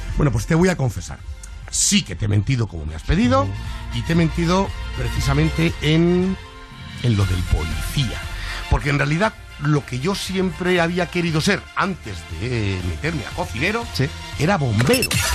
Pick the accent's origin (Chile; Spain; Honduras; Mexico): Spain; Madrid, Community of Madrid; born or raised there